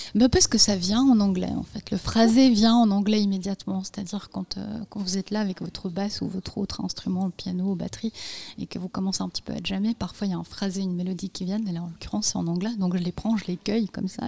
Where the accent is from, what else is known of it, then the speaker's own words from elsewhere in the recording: Bosnia & Herzegovina; moved away; je suis née en Bosnie-Herzégovine